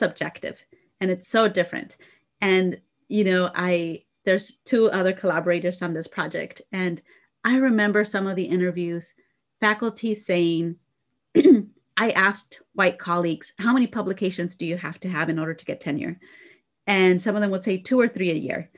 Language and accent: English; Idaho, United States; being from Idaho, right? I'm from Idaho